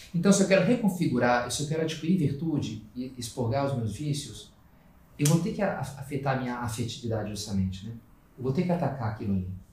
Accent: Rio de Janeiro, Brazil; also born or lived in Rio Grande do Sul; now in Brasília, Brazil; sou carioca

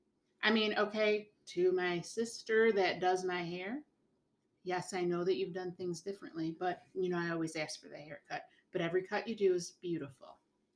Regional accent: United States; You know, I'll always live in the States. I'm an American girl. I can't see myself anywhere else, really.

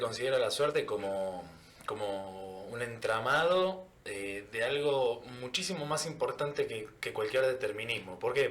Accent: Argentina; como argentino

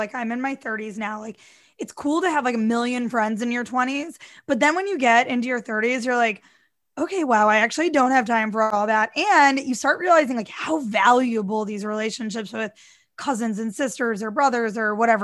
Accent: St. Louis, Missouri, United States; moved away; also born or lived in New York / Florida; I grew up in St. Louis, Missouri

